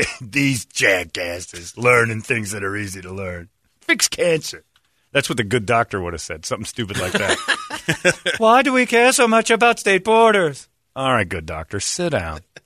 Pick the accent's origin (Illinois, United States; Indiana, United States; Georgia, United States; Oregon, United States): Indiana, United States; moved away; Originally, I'm from Indiana